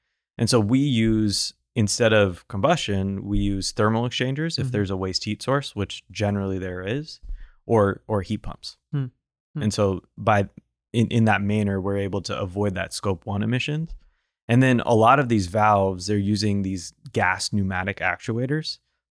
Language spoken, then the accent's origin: English; New England, United States; I grew up on the East Coast in New England.